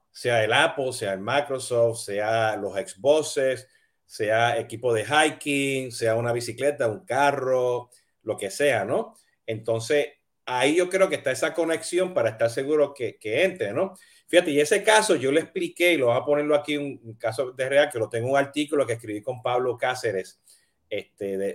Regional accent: Puerto Rico; moved away as an adult; now in United States; yo me mudé de Puerto Rico hasta Estados Unidos a estudiar

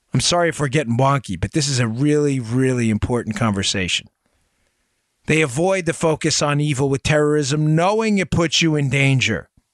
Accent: United States; I'm American

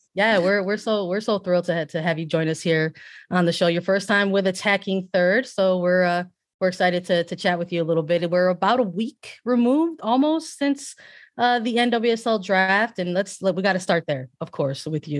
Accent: Chicago, Illinois, United States; I'm from Chicago

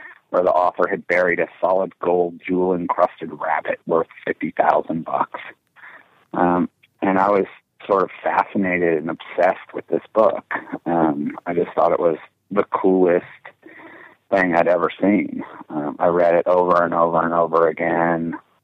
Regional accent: Cleveland, Ohio, United States; I grew up in Cleveland

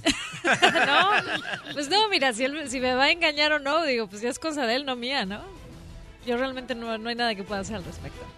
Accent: Mexico City, Mexico; moved away; also born or lived in Mérida / Monterrey; yo soy nacida en Mérida, crecí en la Ciudad de México

